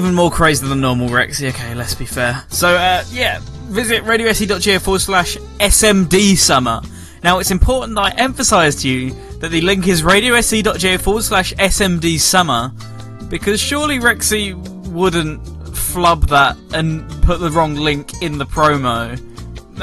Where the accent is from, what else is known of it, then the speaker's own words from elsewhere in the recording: England, United Kingdom; I'm English